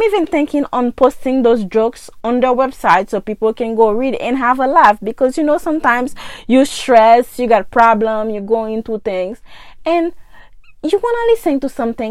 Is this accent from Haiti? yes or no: yes; Haiti; English is a second language; moved away; most of my friends got an accent just like me. We're from Haiti.